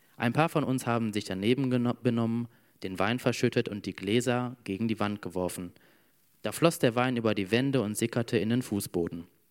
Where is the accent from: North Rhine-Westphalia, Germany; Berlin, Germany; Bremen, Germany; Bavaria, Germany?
North Rhine-Westphalia, Germany; Emmerich am Rhein; bei uns in Emmerich